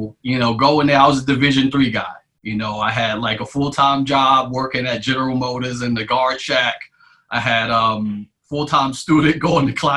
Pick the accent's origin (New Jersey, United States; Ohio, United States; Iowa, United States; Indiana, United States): New Jersey, United States; Irvington; I grew up in Hillside, Irvington, New Jersey